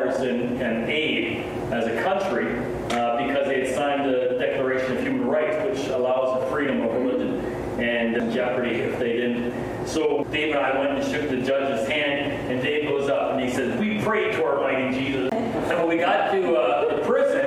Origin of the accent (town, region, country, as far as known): Canada; also born or lived in Nepal